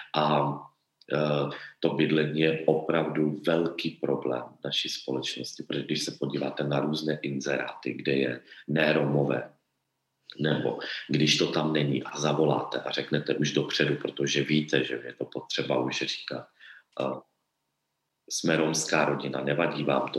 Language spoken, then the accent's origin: Czech; Czechia; my v Čechách